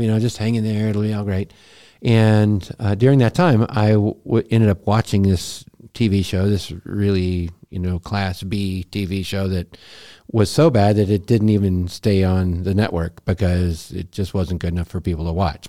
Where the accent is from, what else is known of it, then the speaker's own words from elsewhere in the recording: Montana, United States; moved away as an adult; we're from Montana